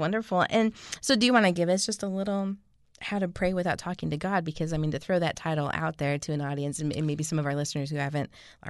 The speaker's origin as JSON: {"language": "English", "region": "Pacific Northwest", "country": "United States", "said": "I'm from the Northwest, so I'm like, Bellevue."}